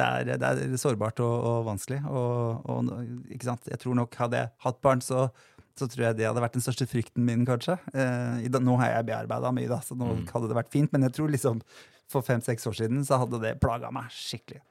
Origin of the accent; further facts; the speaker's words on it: Drammen, Buskerud, Norway; moved away; also born or lived in Lier; der jeg kommer fra. eller Jeg er veldig glad i Drammen og Lier